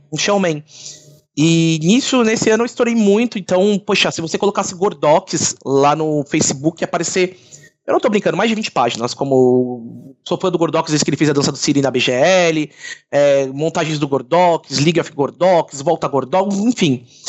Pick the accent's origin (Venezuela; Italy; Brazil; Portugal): Brazil; São Paulo; eu sou de Santana, Zona Norte